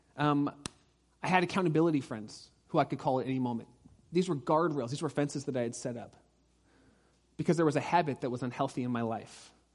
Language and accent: English; Orange County, California, United States; I grew up in Orange County.